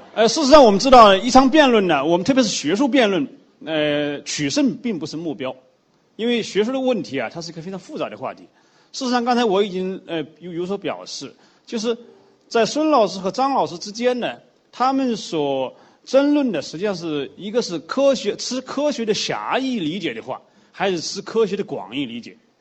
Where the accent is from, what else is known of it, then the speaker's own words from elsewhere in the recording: China; 我们中国人